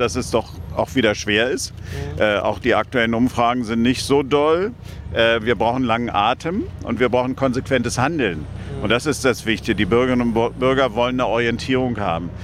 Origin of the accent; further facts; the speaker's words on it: Germany; aber insgesamt auch als Deutscher